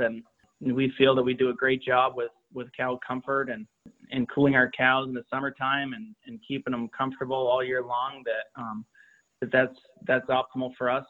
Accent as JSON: {"language": "English", "region": "Vermont", "country": "United States", "tie": "born or raised there", "said": "I grew up here in Vermont"}